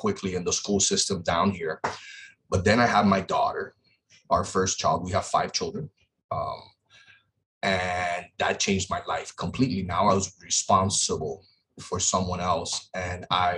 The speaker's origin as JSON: {"language": "English", "town": "Miami", "region": "Florida", "country": "United States", "tie": "born or raised there", "said": "in some rough areas where I grew up down here in Miami"}